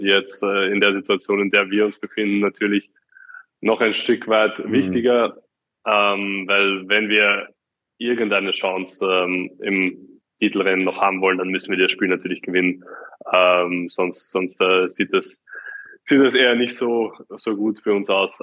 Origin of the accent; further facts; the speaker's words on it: Austria; ich rede als Österreicher